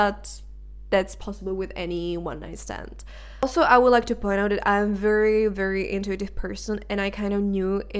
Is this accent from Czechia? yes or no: yes; Czechia; first language Czech; English is a second language; moved away as an adult; now in Denmark; I was in my home country, which is the Czech Republic